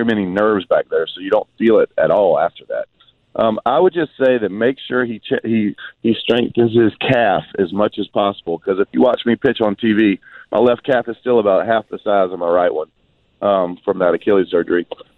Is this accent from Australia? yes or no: no; St. Simons Island, Georgia, United States; also born or lived in Brunswick; Is my where I was grown up and born and raised on St. Simon's Island, and born in Brunswick and lived on St. Simon's my whole life. It's a wonderful vacation town.